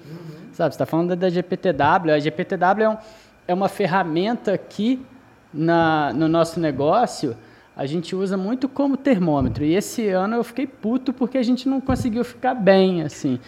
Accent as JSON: {"language": "Portuguese", "town": "Juiz de Fora", "region": "Minas Gerais", "country": "Brazil", "said": "Eu sou mineiro"}